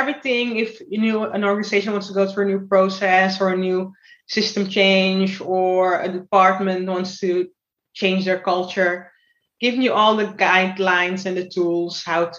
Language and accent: English; Almere, Flevoland, Netherlands; also born or lived in Suriname; now in Amsterdam, Netherlands; I grew up in Almere and I live now in Amsterdam